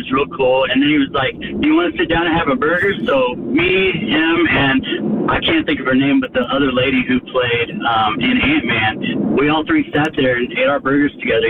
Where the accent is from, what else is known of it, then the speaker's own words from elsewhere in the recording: Kansas City, United States; now in Peachtree City, United States; I said, I'm from Kansas City too, man.